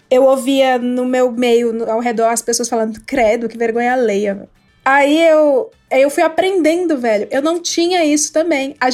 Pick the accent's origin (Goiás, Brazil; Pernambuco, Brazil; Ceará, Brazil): Ceará, Brazil; moved away; eu sou do Ceará, e lá no Ceará a gente tem um, um, um outro estilo de vida.